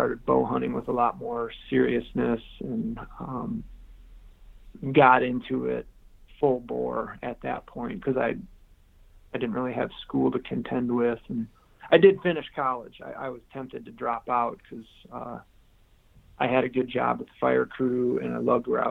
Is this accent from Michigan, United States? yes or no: yes; Caledonia, Michigan, United States; also born or lived in Grand Rapids, Michigan; I was born in Grand Rapids, was the closest big city. So kind of the southwest part of the Lower Peninsula. Caledonia was the town I grew up in.